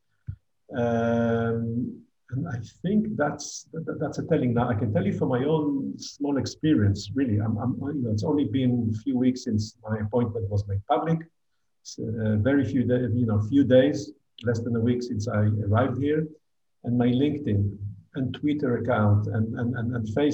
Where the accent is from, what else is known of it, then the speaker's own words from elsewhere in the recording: Israel; moved away as an adult; now in Abu Dhabi, United Arab Emirates; as Israelis